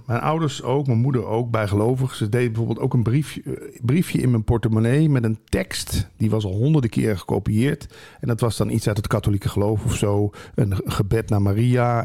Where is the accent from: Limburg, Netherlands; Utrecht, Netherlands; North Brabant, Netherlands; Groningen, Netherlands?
Limburg, Netherlands; moved away; ik kom uit Limburg dan oorspronkelijk